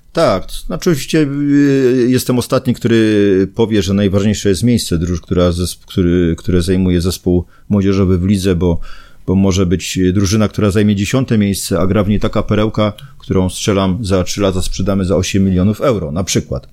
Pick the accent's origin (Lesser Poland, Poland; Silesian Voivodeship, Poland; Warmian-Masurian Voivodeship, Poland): Silesian Voivodeship, Poland; Zabrze; ja jestem z Zabrza i w tym Zabrzu, z tego miasta nie zamierzam opuszczać